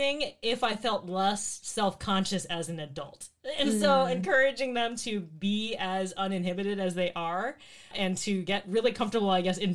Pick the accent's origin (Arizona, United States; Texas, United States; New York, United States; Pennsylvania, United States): Arizona, United States; now in Bay Area, United States; growing up in Arizona